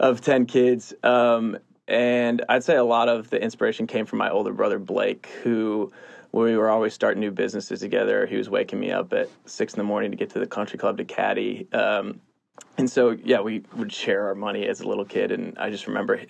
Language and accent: English; East Lansing, Michigan, United States; moved away as an adult; now in Austin, United States; I grew up in Michigan, East Lansing, Michigan, go Sparty